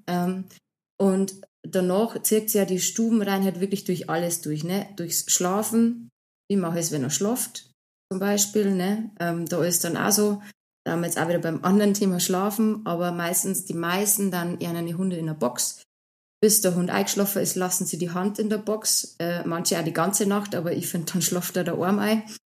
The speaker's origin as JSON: {"language": "German", "region": "Bavaria", "country": "Germany", "accent": "Bavarian"}